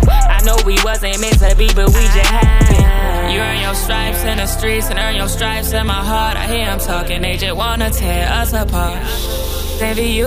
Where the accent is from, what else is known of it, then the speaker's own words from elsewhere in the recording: California, United States; I grew up in Cali, and then my mom's job.